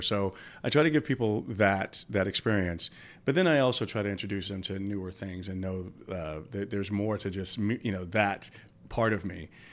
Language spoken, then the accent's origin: English; New York City, New York, United States; my hometown